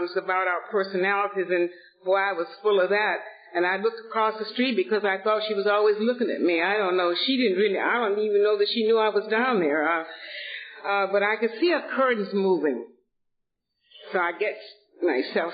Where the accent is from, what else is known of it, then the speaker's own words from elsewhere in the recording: Atlanta, Georgia, United States; moved away as an adult; also born or lived in Boston; now in Los Angeles, United States; I was born and raised in Atlanta, Georgia, in a very affluent family